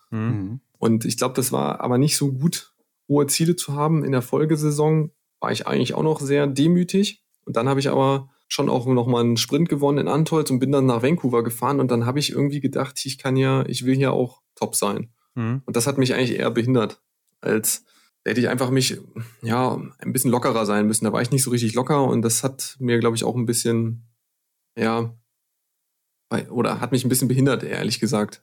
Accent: Clausthal-Zellerfeld, Lower Saxony, Germany; ich komme ja aus dem Harz, aus Kloster-Zellerfeld

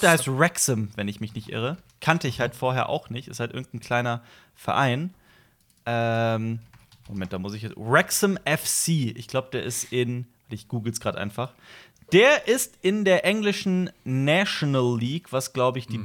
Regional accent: Koblenz, Rhineland-Palatinate, Germany; moved away as an adult; also born or lived in Vienna; nach Koblenz gefahren, in meiner Heimatstadt, wo meine Eltern mhm. wohnen

